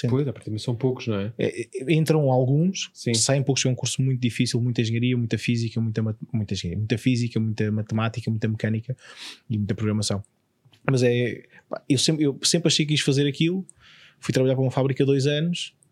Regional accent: Évora, Alentejo, Portugal; Eu sou de Évora.

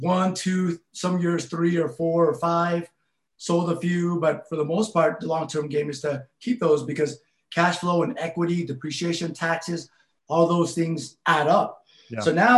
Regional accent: West Valley City, Utah, United States; also born or lived in Laos; coming from where I came from on the West Side and growing up in West Valley

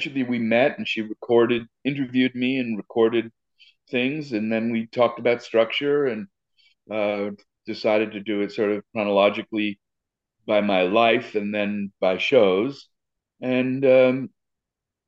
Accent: New York City, New York, United States; I grew up in Riverdale in the Bronx

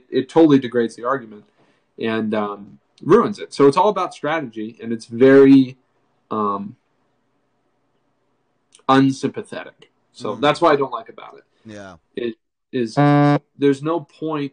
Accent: New Hampshire, United States; I'm from New Hampshire.

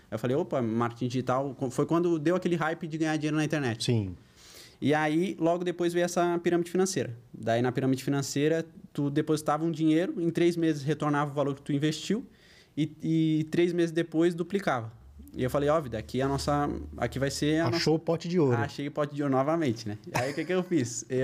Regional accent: Florianópolis, Santa Catarina, Brazil; also born or lived in Porto Alegre; Eu sou natural de Porto Alegre, sou gaúcho, mas eu moro em Florianópolis desde os 8 anos de idade. Saí de bem cedo de Porto Alegre por causa de era muito perigoso.

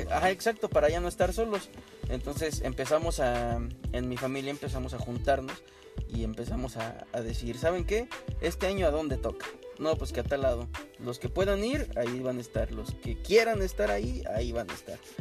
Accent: Mexico; now in Canada; como mexicanos

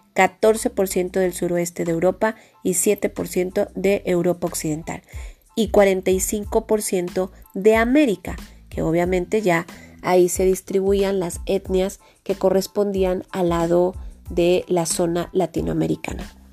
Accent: Mexico; somos mexicanos

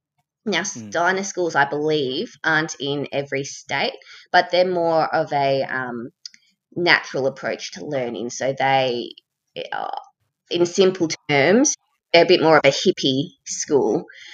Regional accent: Australia

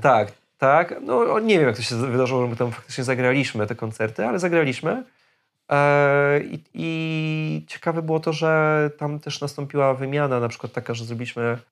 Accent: Poland; jesteśmy z Polski

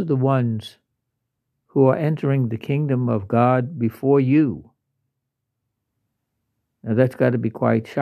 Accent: Louisiana, United States; I'm from Louisiana

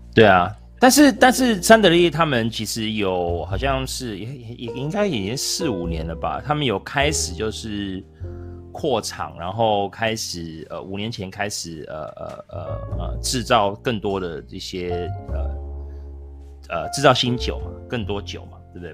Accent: United States; now in Taiwan; 我在美国长大的

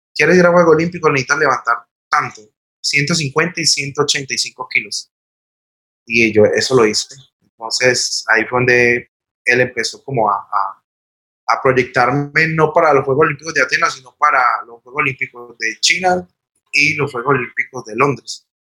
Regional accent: Armenia, Quindío, Colombia; Nací aquí en Armenia en, en el 83.

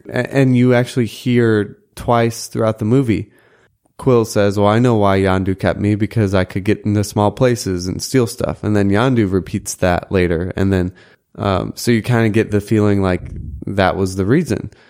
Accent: Chesterfield, Missouri, United States; the Dairy Queen in Chesterfield, Missouri, where I grew up

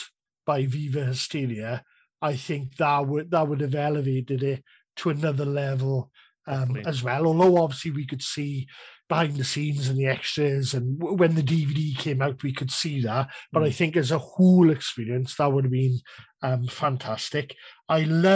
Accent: Cardiff, Wales, United Kingdom; I was at Cardiff, it's my hometown

